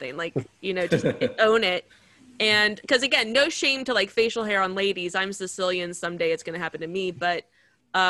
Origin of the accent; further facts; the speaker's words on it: Southern Maryland, United States; I grew up in Southern Maryland